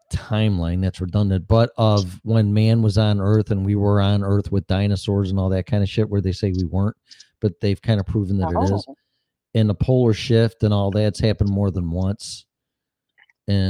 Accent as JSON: {"language": "English", "town": "Des Plaines", "region": "Illinois", "country": "United States", "tie": "born or raised there", "said": "I was born in Illinois. I was born in Des Plaines."}